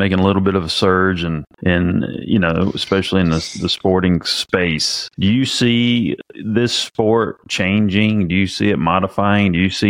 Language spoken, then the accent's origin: English; the South, United States; I grew up in the South, even though my dad was from New Jersey.